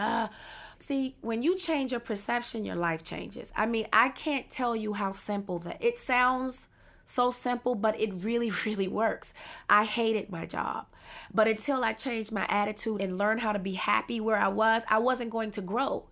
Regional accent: Washington, District of Columbia, United States; I was born and raised in Washington D.C.

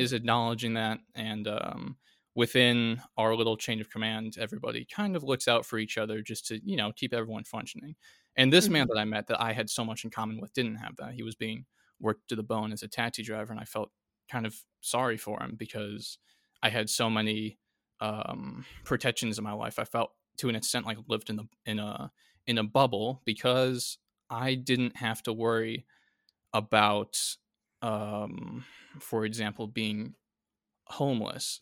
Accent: United States; as an American

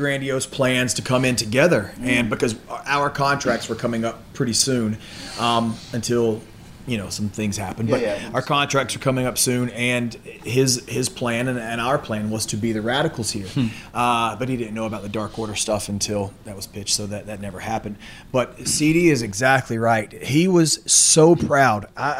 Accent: the South, United States; We're from the South

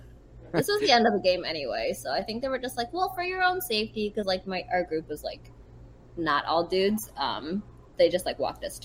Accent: Detroit suburbs, Michigan, United States; I grew up in like the Detroit suburbs

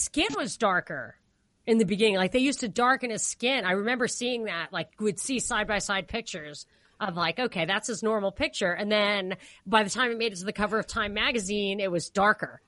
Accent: New York, United States; As a New Yorker

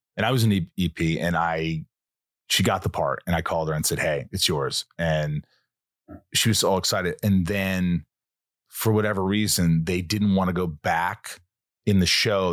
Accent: Southern Indiana, United States; moved away; I grew up in Southern Indiana

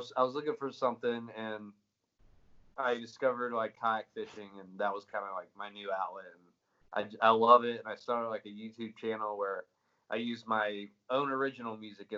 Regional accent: Greenville, South Carolina, United States; moved away as an adult; also born or lived in Florida; now in Nashville, United States; I was born and raised in Greenville, South Carolina for 21 years

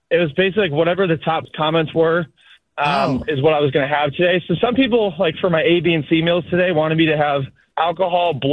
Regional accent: Cleveland, Ohio, United States; you know, I grew up on Skyline. We used to have like five or six locations up in Cleveland.

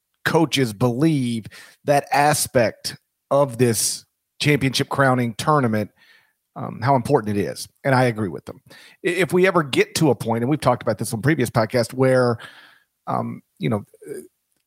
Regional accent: Mississippi, United States; my home state specifically is dominant in baseball.

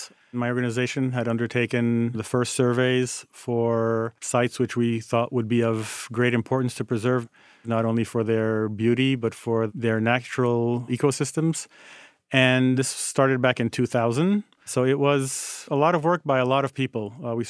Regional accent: Haiti; You know, born and growing up in Haiti and spending most of my weekends at the beach with my parents

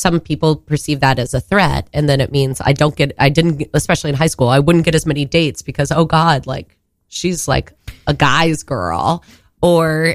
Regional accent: Texas, United States; moved away as an adult; now in New York, United States; I'm from Texas

